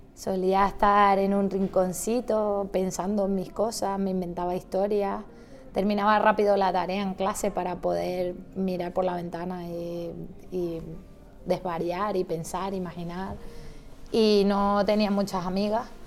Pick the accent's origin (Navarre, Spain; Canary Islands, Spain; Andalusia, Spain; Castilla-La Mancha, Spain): Canary Islands, Spain; Santa Cruz de Tenerife; yo era la única de la familia que vivía en Santa Cruz